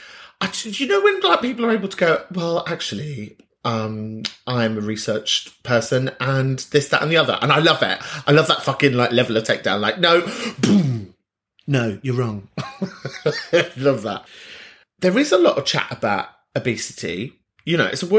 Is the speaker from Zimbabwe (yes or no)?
no; London, United Kingdom; I'm from North London